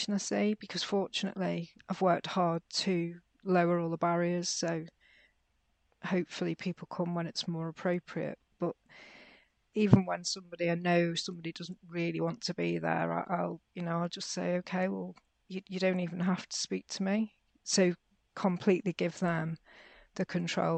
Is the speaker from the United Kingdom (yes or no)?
yes; Merseyside, North West England, United Kingdom; I grew up in Merseyside in the UK, which at the time was really quite chaotic